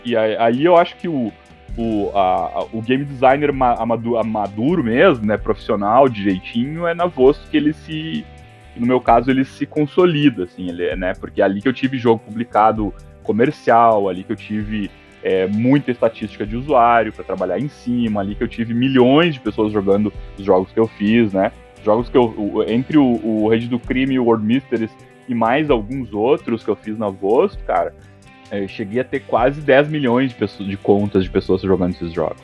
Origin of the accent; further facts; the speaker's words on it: Santa Maria, Rio Grande do Sul, Brazil; also born or lived in Porto Alegre; Eu sou da, de Santa Maria, da região de, de periferia